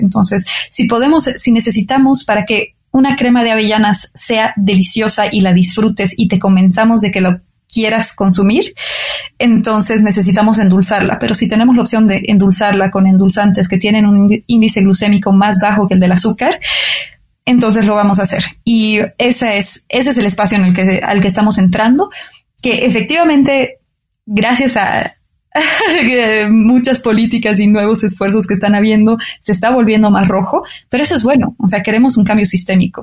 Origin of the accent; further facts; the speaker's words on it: Bolivia; also born or lived in France; now in Mexico; Nací en Bolivia